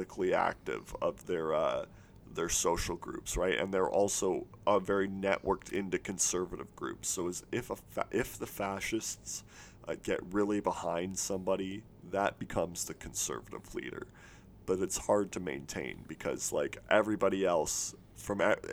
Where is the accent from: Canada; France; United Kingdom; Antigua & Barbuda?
Canada